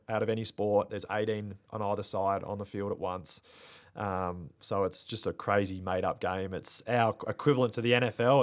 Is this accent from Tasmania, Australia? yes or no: yes; Tasmania, Australia; moved away as an adult; also born or lived in Albuquerque, New Mexico, United States